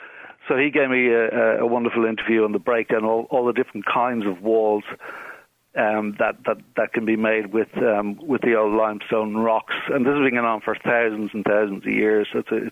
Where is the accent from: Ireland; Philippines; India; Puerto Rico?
Ireland; Bray, County Wicklow; I'm from Bray, County Wicklow, which is a seaside town